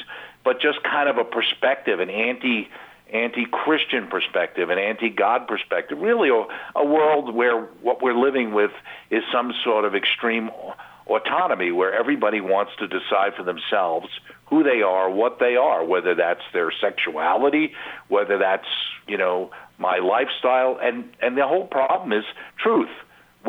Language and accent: English; Long Island, New York, United States; I grew up on Long Island.